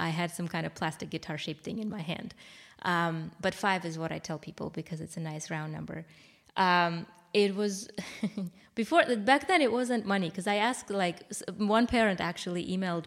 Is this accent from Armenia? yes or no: yes; Armenia; moved away; I'm from Armenia. It was the time where, when I was little, about 5 years old, is when the Soviet Union collapsed